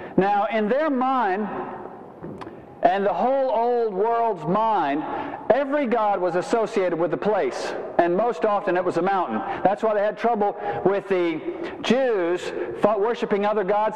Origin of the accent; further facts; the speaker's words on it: Savannah, Georgia, United States; I'm from Savannah